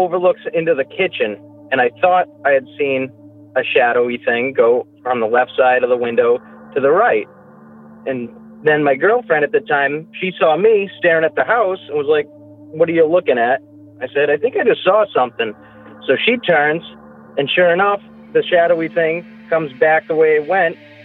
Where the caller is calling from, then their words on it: Massachusetts, United States; I'm calling from Massachusetts